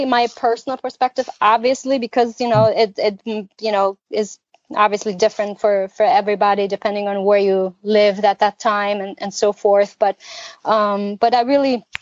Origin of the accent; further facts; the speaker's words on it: East Germany, Germany; I have a lot of good, positive memories of growing up in East Germany